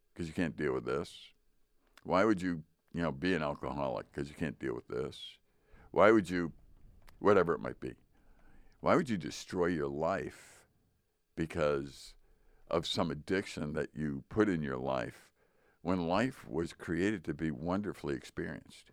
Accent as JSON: {"language": "English", "country": "United States", "said": "I'm still American"}